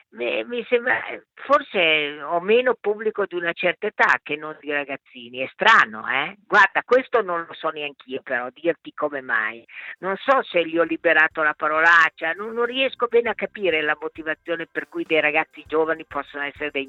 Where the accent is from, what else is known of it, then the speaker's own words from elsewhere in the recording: Bologna, Emilia-Romagna, Italy; born there; Sono nata a Bologna il 23 aprile del 41, quindi quest'anno compio 80 anni.